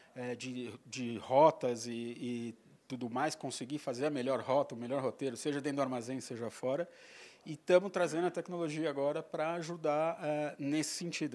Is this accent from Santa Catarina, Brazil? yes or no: no; São Paulo, Brazil; Paulistano, nascido em São Paulo, paulistano da gema mesmo, nasci em Pinheiros